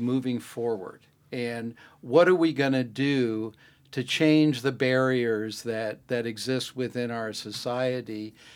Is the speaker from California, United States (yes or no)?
no; Greenwich, Connecticut, United States; I grew up in Greenwich, Connecticut